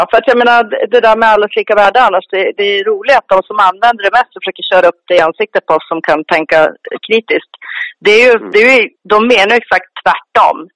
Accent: Sweden; för att skydda oss svenskar

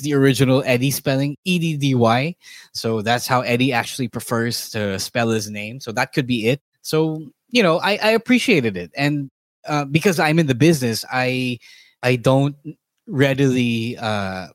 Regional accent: Philippines; As a Filipino

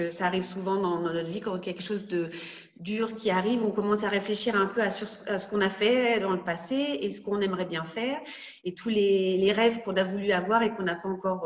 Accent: Rouen, Normandy, France; moved away as an adult; also born or lived in Caen; now in Munich, Germany; je suis née à Rouen, donc en Seine-Maritime en Normandie

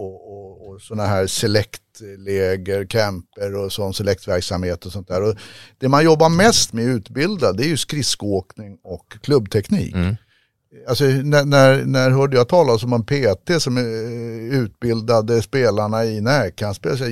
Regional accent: Sweden; jag är uppfostrad i Sverige

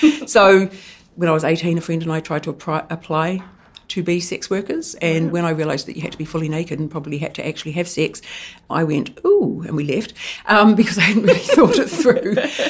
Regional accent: Eastbourne, Wellington, New Zealand; I was brought up Catholic in Eastbourne in a very loving family.

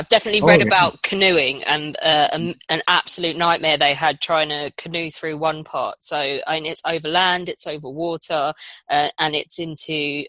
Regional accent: England, United Kingdom; But being British

